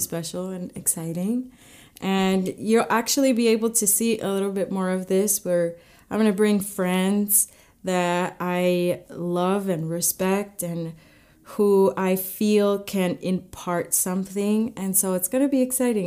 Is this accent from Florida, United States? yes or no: no; California, United States; moved away as an adult; now in Kansas City, United States; I'm from California